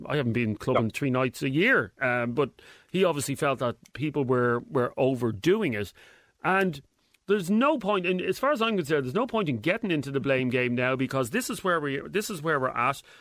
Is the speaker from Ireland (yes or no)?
yes; Ireland; I'm proud as as an Irishman